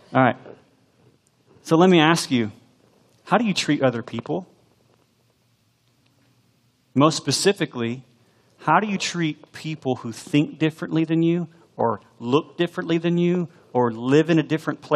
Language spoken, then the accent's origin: English; United States; the American Christian